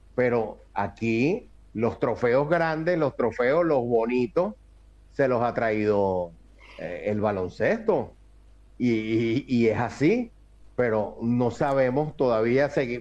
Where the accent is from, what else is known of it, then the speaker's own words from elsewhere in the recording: Venezuela; como buen venezolano